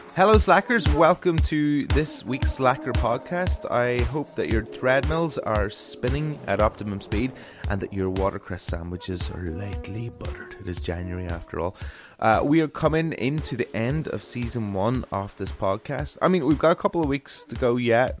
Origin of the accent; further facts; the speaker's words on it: Ulmer, Northern Ireland, United Kingdom; my hometown of Ulmer